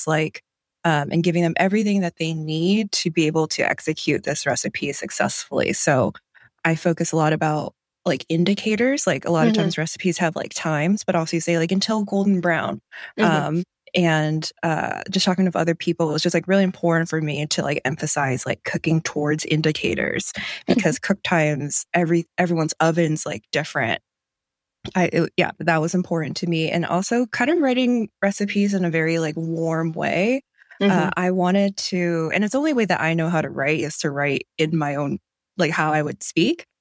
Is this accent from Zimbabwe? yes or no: no; Cleveland, Ohio, United States; moved away as an adult; now in East Bay, California, United States; I grew up in Cleveland, Ohio, technically the suburbs